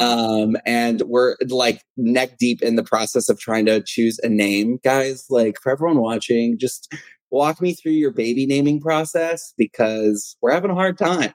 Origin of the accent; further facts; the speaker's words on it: Texas, United States; I'm from Texas, uh, born and raised, Texas native